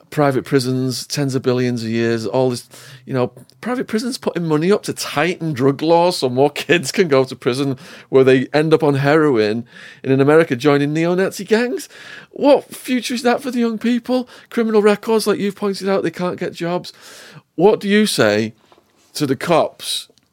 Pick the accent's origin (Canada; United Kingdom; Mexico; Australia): United Kingdom; Widnes, North West England; my hometown, Widnes.